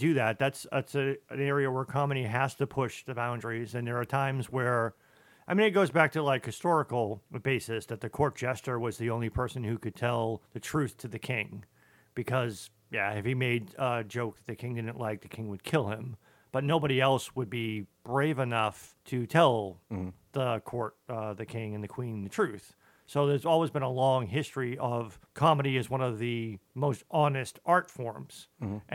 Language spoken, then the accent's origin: English; Boston, Massachusetts, United States; moved away; I'm originally from Boston